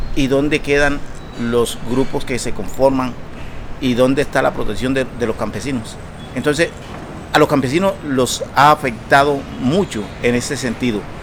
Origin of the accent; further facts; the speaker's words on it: La Larga Tumaradó, Urabá, Colombia; moved away; Vengo del Consejo Comunitario La Larga Tumaradó, territorio que fueron colonizados por nuestros padres desde hace muchas décadas y fuimos desplazados en los masivos del 96